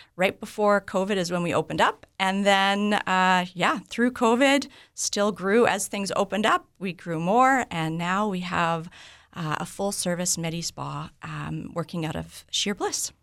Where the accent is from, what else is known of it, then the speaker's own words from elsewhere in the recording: Vancouver, British Columbia, Canada; moved away as an adult; now in Morden, Canada; I'm originally from Vancouver